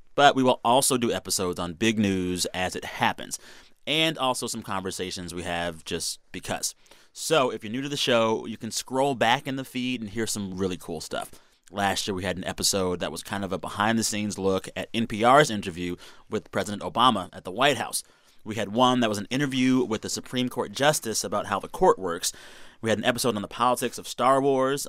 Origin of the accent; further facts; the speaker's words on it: Texas, United States; That's my home state